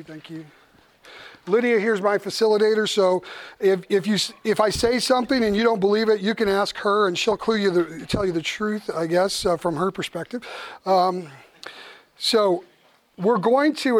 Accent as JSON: {"language": "English", "country": "United States", "said": "me being an American pastor"}